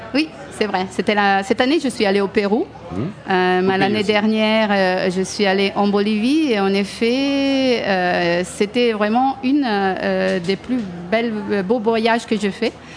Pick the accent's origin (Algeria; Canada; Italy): Italy; moved away as an adult; now in France; je suis une Italienne qui travaille